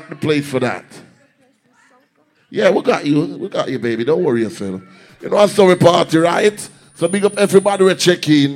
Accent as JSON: {"language": "English", "country": "Jamaica", "said": "I'm a Jamaican"}